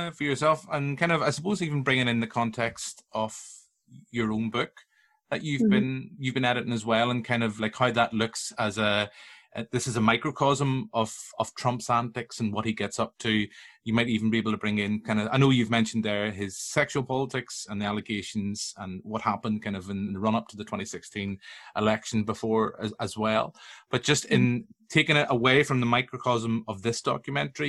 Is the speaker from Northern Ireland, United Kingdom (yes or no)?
yes; Tyrone, Northern Ireland, United Kingdom; I'm from Tyrone